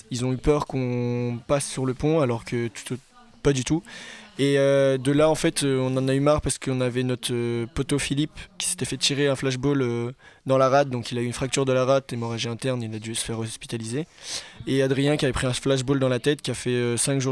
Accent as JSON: {"language": "French", "town": "Saint-Nazaire", "region": "Pays de la Loire", "country": "France", "said": "je viens de Saint-Nazaire."}